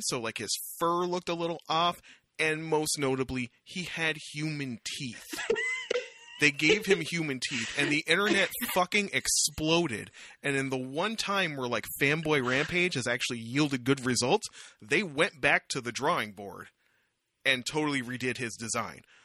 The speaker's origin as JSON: {"language": "English", "town": "Windsor", "region": "Ontario", "country": "Canada", "tie": "born or raised there", "also_born_or_lived": "Kingston", "moved": "as an adult", "said": "I grew up in Windsor"}